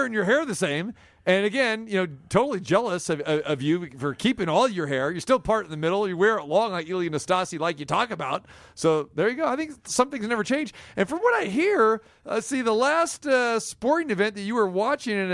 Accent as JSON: {"language": "English", "town": "Sacramento", "region": "California", "country": "United States", "tie": "born or raised there", "said": "growing up in Sacramento"}